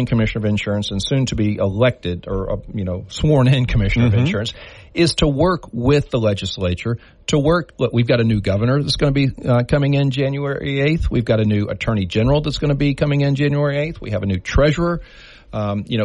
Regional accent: DeRidder, Louisiana, United States; I grew up in DeRidder, Beauregard Parish

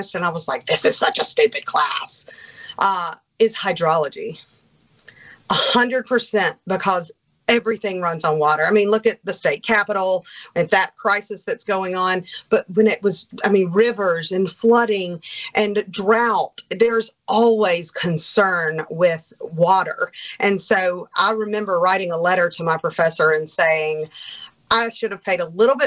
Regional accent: Starkville, Mississippi, United States; moved away as an adult; also born or lived in Erie, Pennsylvania / North Carolina; now in Biloxi, United States; growing up in Starkville at the country club

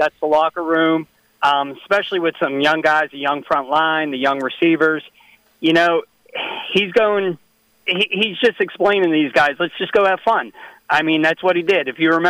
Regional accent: Pittsburgh, Pennsylvania, United States; now in Port St. Lucie, United States; Born and raised in Pittsburgh, grew up diehard Steelers fan

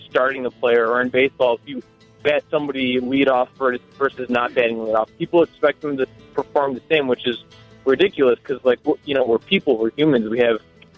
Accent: Chicago suburbs, Illinois, United States; I grew up in the suburbs

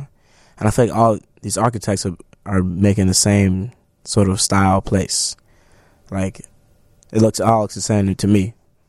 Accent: Chicago, Illinois, United States; I grew up in Hyde Park on 51st.

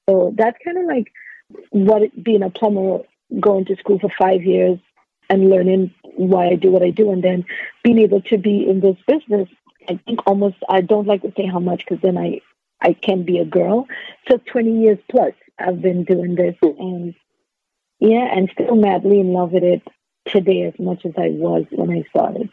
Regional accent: Trinidad & Tobago; I grew up in Trinidad and Tobago

